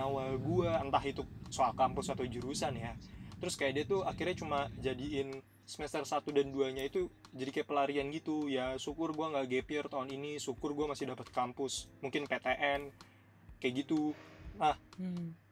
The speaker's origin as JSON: {"language": "Indonesian", "region": "Java", "country": "Indonesia", "said": "gue tuh Jawa"}